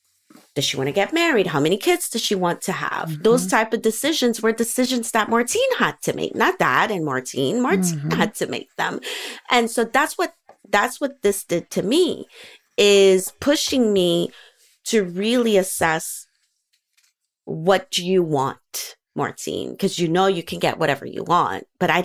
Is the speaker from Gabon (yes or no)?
yes; Gabon; also born or lived in United States; I was born in the States, we lived in Africa, in Gabon.